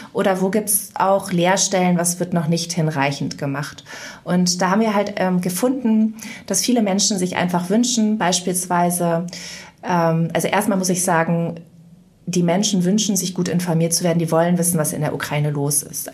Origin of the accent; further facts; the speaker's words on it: Mönchengladbach, North Rhine-Westphalia, Germany; also born or lived in Bonn; in Mönchengladbach, wo ich aufgewachsen bin